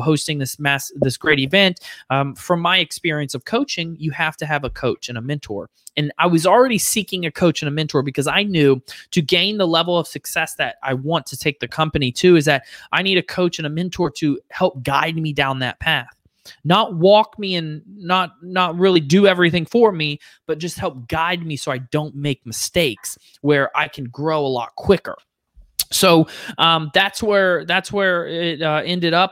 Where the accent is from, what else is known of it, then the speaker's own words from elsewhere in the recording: Fort Lauderdale and Orlando, Florida, United States; now in Charlotte, United States; grew up in Fort Lauderdale and Orlando